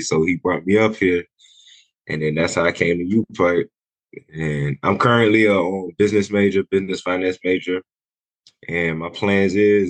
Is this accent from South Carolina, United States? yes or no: yes; Sumter, South Carolina, United States; moved away as an adult; now in Pikeville, United States; Well, originally, I'm from Sumter, South Carolina. Crazy it is, yes. I'm from South Carolina, coming up here in Kentucky.